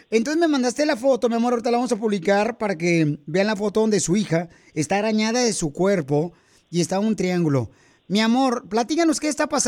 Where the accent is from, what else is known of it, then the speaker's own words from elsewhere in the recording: Tamaulipas, Mexico; now in Dallas, United States; Porque aquí venimos de Tamaulipas, a Dallas, Texas, Estados Unidos.